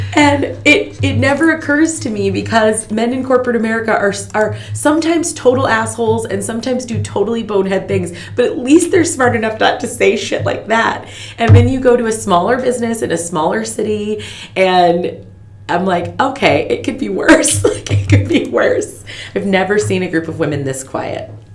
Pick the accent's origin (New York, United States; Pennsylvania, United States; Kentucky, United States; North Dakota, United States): North Dakota, United States; Fargo; I grew up in North Dakota in Fargo